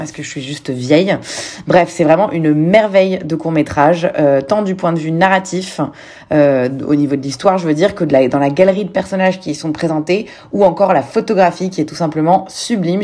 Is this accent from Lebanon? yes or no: yes; Lebanon; je suis libanaise